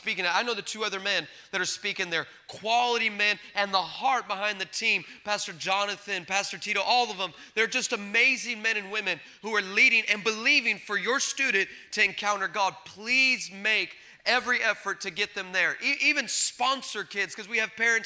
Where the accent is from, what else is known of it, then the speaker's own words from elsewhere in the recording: El Paso, Texas, United States; now in California, United States; I'm originally from El Paso, Texas